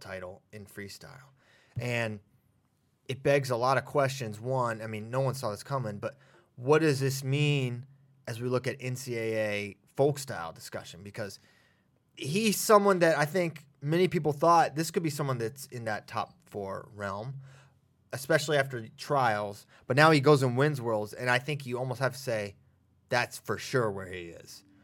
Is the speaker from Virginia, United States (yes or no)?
yes; Virginia, United States; my home state